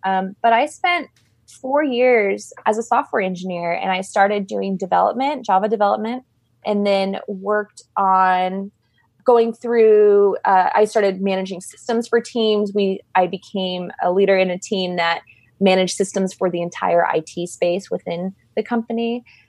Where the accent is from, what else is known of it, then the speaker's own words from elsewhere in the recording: Arizona, United States; I'm from Arizona, so that was, that was home.